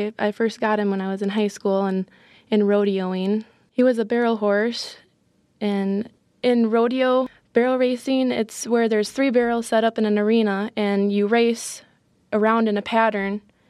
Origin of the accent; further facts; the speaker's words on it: Winford, South Dakota, United States; I am a freshman in college. I'm from Winford, South Dakota.